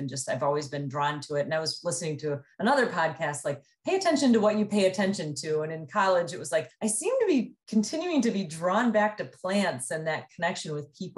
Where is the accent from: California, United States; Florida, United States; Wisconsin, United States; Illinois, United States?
Wisconsin, United States; Mount Horeb; moved away; I was born in Mount Horeb, Wisconsin, which is just west of Madison. And back when I was living there, it was a town of about 3,500 people